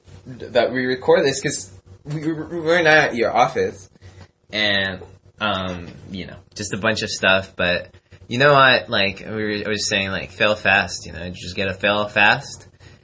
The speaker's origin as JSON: {"language": "English", "country": "Mexico", "lives_now": "United States", "said": "I come from Mexico, right?"}